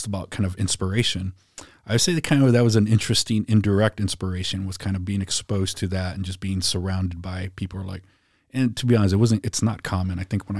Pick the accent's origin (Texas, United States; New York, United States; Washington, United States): Texas, United States; San Antonio; So yeah, I grew up on the South Side, went to South San Antonio.